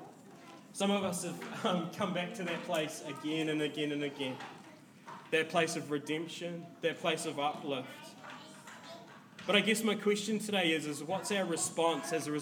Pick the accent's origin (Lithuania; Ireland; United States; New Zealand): New Zealand; as a New Zealander